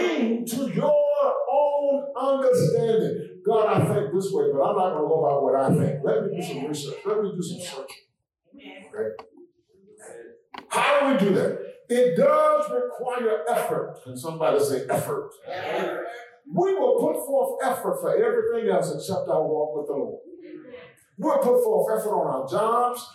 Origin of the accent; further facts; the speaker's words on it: Blair, South Carolina, United States; moved away; I grew up in Blair, South Carolina.